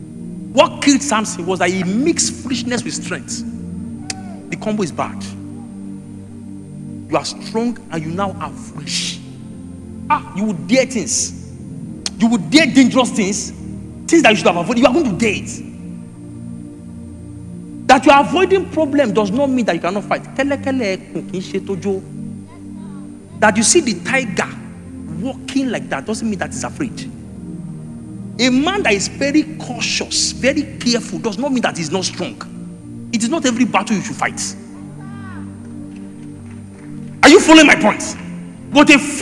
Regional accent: Egba land, Ogun State, Nigeria; I'm a deep Yoruba person. I come from Egba land. Deeply rooted

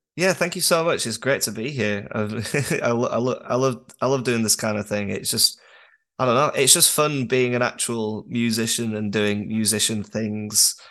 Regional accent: Durham, North East England, United Kingdom; I'm from Northern Britain

